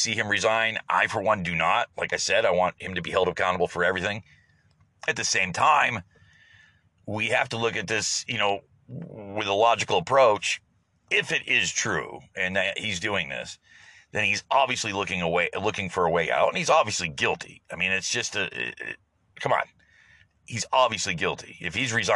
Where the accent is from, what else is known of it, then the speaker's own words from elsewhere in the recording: United States; as an American